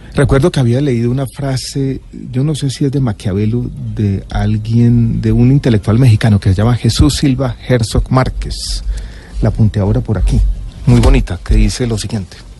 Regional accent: Medellín, Antioquia, Colombia; born or raised there; also born or lived in Santiago, Chile

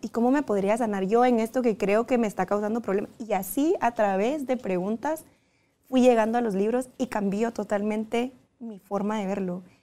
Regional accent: Guatemala; moved away as an adult; fue la primera vez que me fui de Guatemala

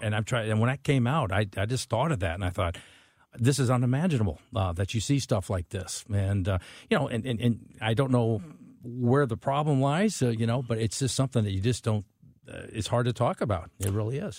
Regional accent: St. Charles, Missouri, United States; when I grew up in St. Charles

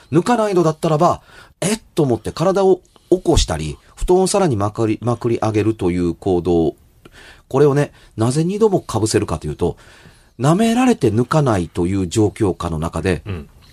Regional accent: Kansai, Japan

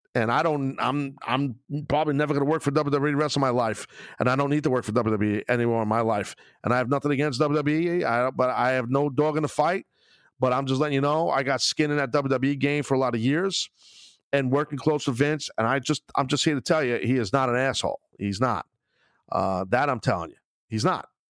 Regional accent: Brooklyn, New York, United States; being in my hometown of Brooklyn

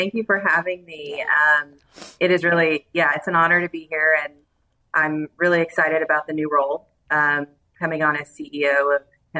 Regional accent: Southeast Texas, United States; also born or lived in Rio Grande Valley, Texas; now in San Antonio, United States; I'm a Texan at heart. I was born and raised in Southeast Texas.

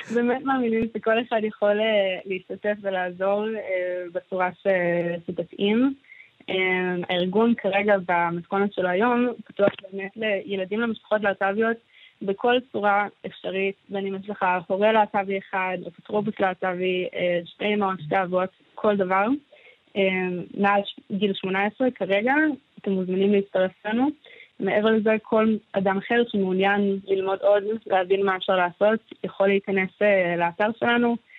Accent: Gan Yavne, Central District, Israel; כשהייתי קטנה אני גדלתי בגן יבנה

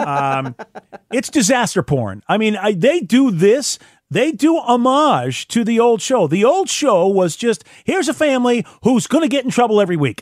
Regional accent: United States; as an American

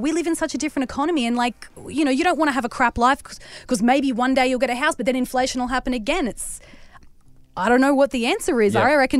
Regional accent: Newcastle, New South Wales, Australia; I'm from Newcastle, so I drive home in the F3.

